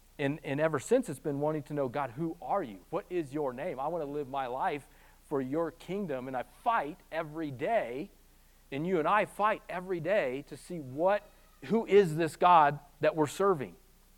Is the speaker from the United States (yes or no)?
yes; Midwest, United States; I'm from the Midwest